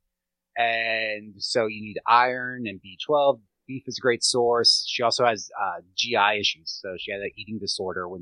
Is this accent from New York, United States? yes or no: no; Gettysburg, Pennsylvania, United States; I grew up around hunters in Gettysburg, but did not hunt